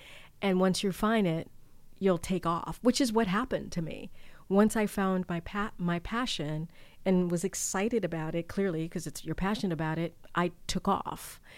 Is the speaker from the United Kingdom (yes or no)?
no; Martinique; born there; Both my parents were born in Haiti. I was born in Martinique.